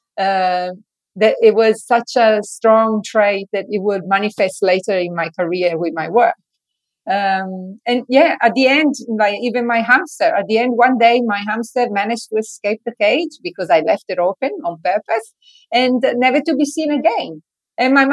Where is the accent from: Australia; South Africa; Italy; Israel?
Italy; moved away; when I was a child, I grew up in Italy